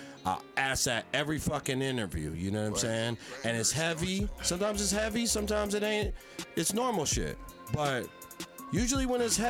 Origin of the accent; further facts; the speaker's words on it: Philadelphia, Pennsylvania, United States; I'm a Philly nigga.